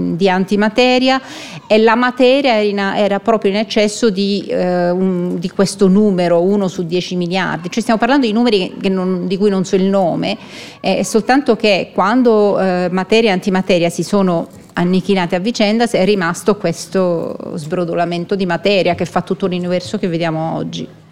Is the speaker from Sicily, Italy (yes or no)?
yes; Palermo, Sicily, Italy; moved away as an adult; also born or lived in Munich, Germany; now in Switzerland; sono nata a Palermo in Sicilia, eh, sono rimasta là fino a quando ho fatto l'equivalente del master